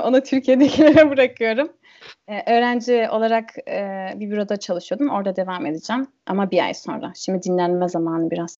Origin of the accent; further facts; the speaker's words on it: Germany; first language German and Turkish; ben burada doğdum, burada büyüdüm, burada kalacağım